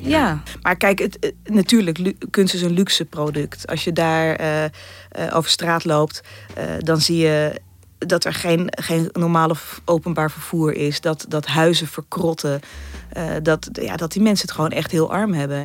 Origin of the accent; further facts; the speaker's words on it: Netherlands; wij als Nederlanders